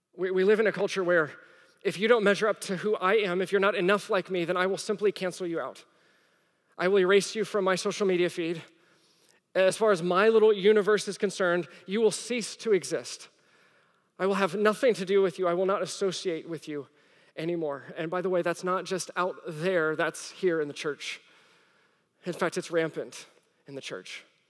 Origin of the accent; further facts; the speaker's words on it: the Bible Belt, United States; moved away as an adult; also born or lived in Rome, Italy; I grew up in the Bible Belt. And then I lived overseas. I lived in Rome, in the heart of Catholicism.